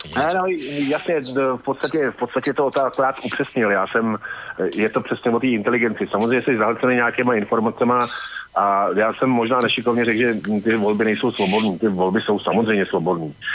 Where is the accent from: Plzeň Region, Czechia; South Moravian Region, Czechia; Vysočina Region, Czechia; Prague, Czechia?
Prague, Czechia; jsem samozřejmě Pražák